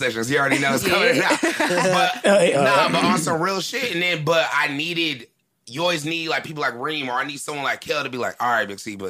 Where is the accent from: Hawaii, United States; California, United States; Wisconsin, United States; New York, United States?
California, United States; Southern; I'm from Southern California